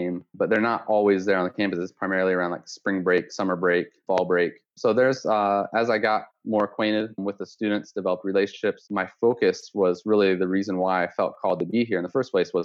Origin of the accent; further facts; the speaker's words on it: West Lafayette, Indiana, United States; moved away as an adult; now in Jamaica; Born and raised in West Lafayette, Indiana, proud Boilermaker